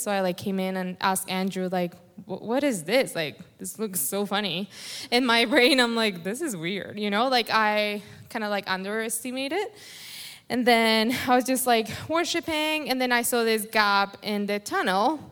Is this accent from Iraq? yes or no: no; Colombia; first language Spanish; English is a second language; moved away; I have an accent. I was born in Colombia, so my English isn't very fluent when I pray. I rather just pray in Spanish is easier